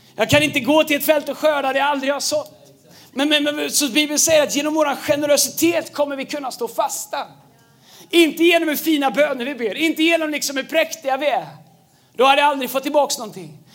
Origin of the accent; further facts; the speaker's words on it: Tidaholm, Västra Götaland, Sweden; när jag växte upp i, i Tidaholm